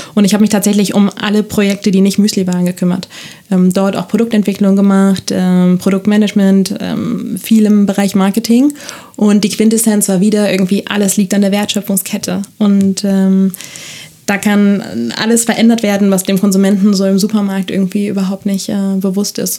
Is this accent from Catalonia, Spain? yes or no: yes; Barcelona, Catalonia, Spain; moved away as an adult; now in Germany; Ich bin in Barcelona geboren, das steht auch in meinem Ausweis